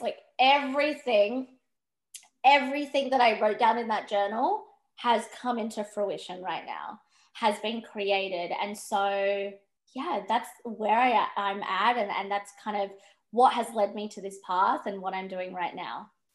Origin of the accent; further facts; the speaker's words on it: Perth, Western Australia, Australia; I grew up in Perth. Um, I was living up until I was about nine, 10, I was living up north of Western Australia. Um, and then we moved to Perth, me and my family.